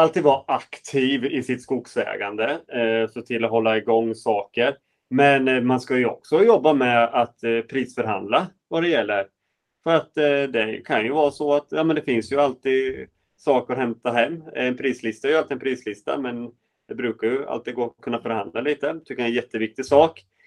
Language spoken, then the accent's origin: Swedish; Sweden; vi svenskar